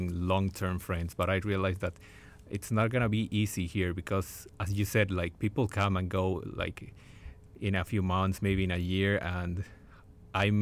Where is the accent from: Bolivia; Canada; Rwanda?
Bolivia; now in Melbourne, Australia; I'm from Bolivia